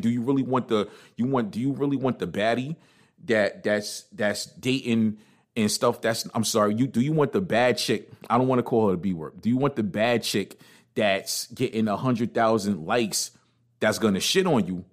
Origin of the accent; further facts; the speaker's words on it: New York City, New York, United States; also born or lived in New Jersey; I'm from Brooklyn